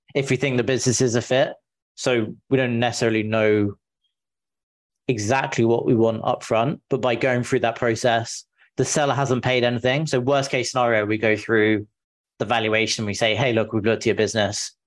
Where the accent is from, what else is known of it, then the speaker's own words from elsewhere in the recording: England, United Kingdom; moved away as an adult; now in San Francisco, United States; I'm from the UK, from England originally. I moved to the US five years ago now.